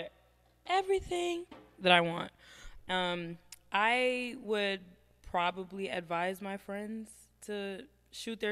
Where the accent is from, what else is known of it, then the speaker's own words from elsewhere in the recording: New York City, New York, United States; moved away as an adult; now in Atlanta, United States; I'm from the Bronx, New York.